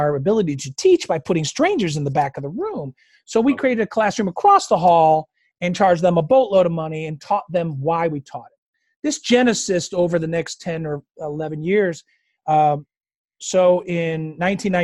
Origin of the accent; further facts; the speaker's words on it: upstate New York, United States; moved away as an adult; moving back to upstate New York and connect with my family